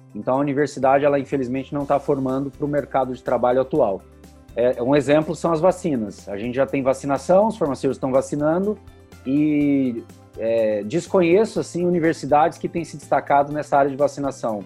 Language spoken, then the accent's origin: Portuguese; Curitiba, Paraná, Brazil; sou do Paraná, sou aqui de Curitiba.